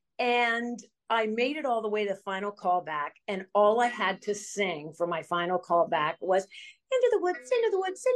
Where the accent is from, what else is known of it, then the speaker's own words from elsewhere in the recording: Lancaster, Ohio, United States; I'm from Lancaster, Ohio, grew up extremely poor